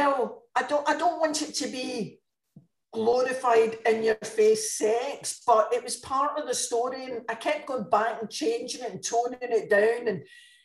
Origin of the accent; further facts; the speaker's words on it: Glasgow, Scotland, United Kingdom; moved away as an adult; now in Dordogne, France; I'm a Glaswegian